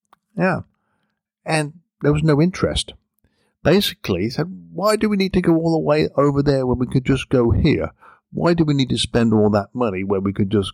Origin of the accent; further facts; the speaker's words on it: England, United Kingdom; moved away as an adult; now in United States; growing up in England